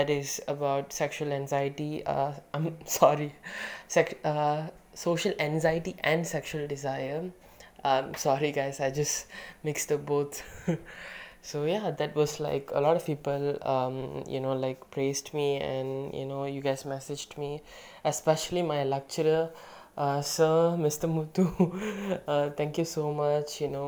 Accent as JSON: {"language": "English", "country": "Malaysia", "tie": "born or raised there", "said": "being a Malaysian Indian kid"}